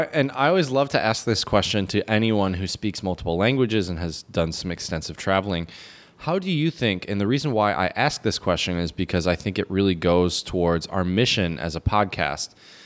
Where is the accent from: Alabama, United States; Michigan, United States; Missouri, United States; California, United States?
Michigan, United States; Ann Arbor; I grew up near Ann Arbor, Michigan, which I think is a very diverse place.